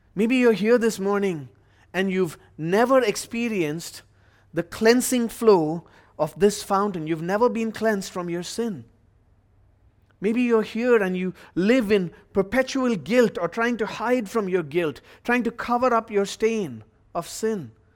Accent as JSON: {"language": "English", "country": "India", "moved": "yes", "said": "my home country of India"}